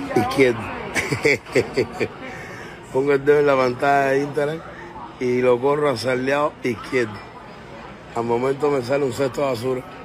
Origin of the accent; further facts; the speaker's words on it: Cuba; now in Miami, United States; yo nací en Cuba, pero vivo en América del Norte.